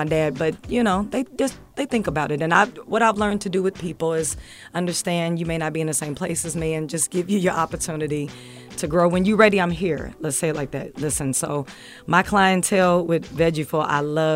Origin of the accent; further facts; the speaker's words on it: Evansville, Indiana, United States; moved away; also born or lived in Louisville, Kentucky; I'm coming from Louisville, Kentucky, and I was born in Evansville, Indiana